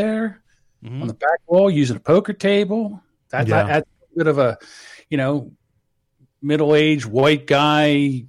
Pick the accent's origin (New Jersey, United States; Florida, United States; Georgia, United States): New Jersey, United States; I am straight from New Jersey.